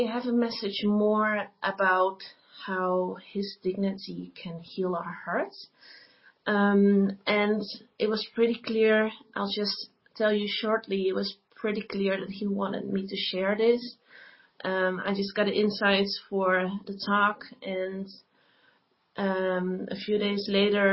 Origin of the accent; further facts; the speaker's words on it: Netherlands; I am from the Netherlands.